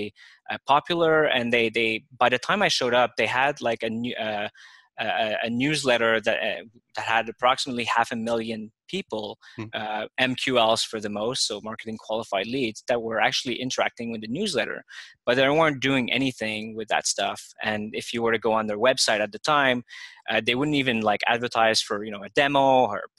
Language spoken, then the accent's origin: English; Montreal, Quebec, Canada; now in Toronto, Canada; I'm from Montreal myself, but I was already living in Toronto